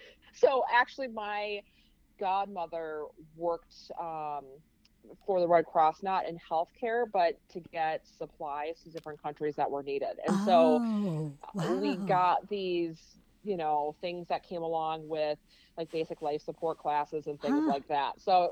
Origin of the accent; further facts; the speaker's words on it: Wisconsin, United States; You know, Wisconsin, where I was, is a lot different back then than it is now.